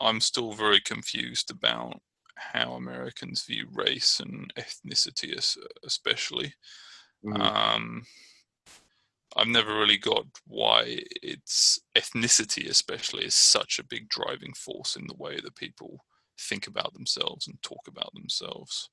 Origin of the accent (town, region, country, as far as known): Brighton, South East England, United Kingdom; now in Richmond, United States